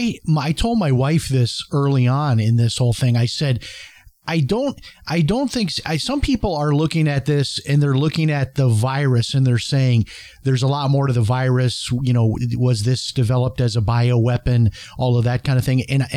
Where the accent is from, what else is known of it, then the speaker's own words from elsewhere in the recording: Chicago, Illinois, United States; Illinois, the state of Illinois, where I grew up in Chicago, they're insolvent.